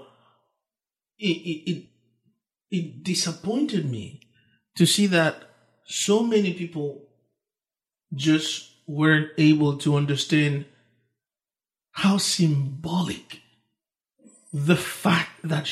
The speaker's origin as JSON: {"language": "English", "country": "Dominican Republic", "tie": "born or raised there", "also_born_or_lived": "Haiti", "second_language": "English", "moved": "yes", "said": "I was born in Haiti, grew up in the Dominican Republic, same island, just different"}